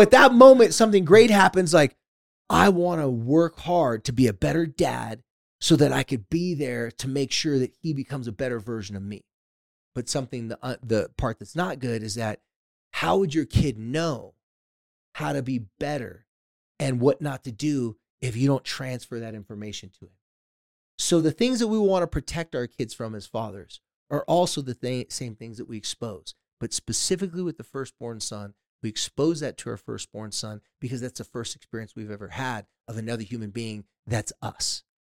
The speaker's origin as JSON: {"language": "English", "town": "San Diego", "region": "California", "country": "United States", "tie": "born or raised there", "said": "my hometown of, uh, San Diego, California"}